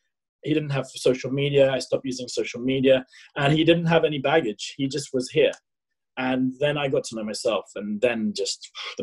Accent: South Africa; that as a South African sporting guy, like, that's just not the type of stuff you should be talking about.

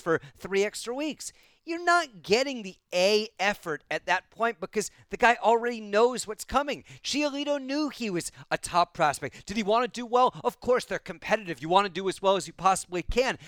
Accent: Bay Area, California, United States; moved away; I grew up in the Bay Area, the Oakland Coliseum and Candlestick Park.

